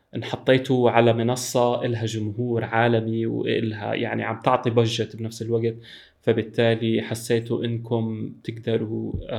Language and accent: Arabic; Syria; انا انا سوري